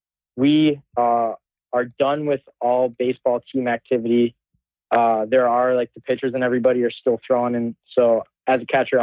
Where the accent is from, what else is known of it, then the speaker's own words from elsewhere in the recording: New York, United States; I'm from New York.